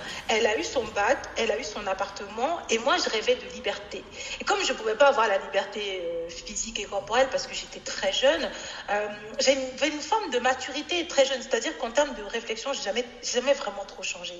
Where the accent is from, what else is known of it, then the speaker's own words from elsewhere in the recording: Normandy, France; also born or lived in Cameroon; je suis arrivée en France, j'avais 8 ans